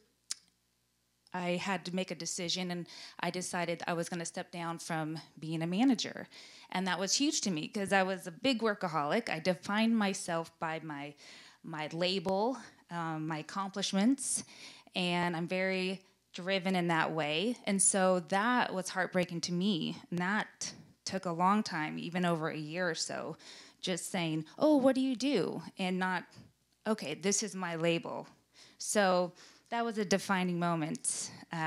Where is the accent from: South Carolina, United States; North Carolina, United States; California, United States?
California, United States; Glendale; we grew up in Glendale, California